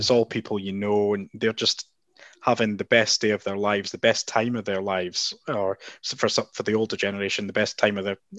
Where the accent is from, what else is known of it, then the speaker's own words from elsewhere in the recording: Aberdeen, Scotland, United Kingdom; most of my friends from home are Aberdeen fans. So, and I worked at the Evening Express for 5 years and growing up in Aberdeen.